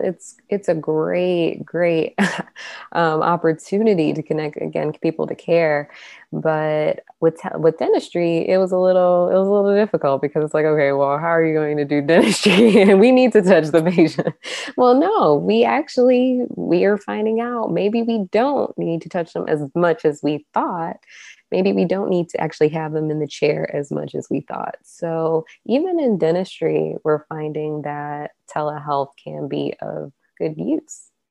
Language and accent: English; Chicago, Illinois, United States; moved away as an adult; now in Ottumwa, United States; I'm from Chicago. I'm used to urban um, settings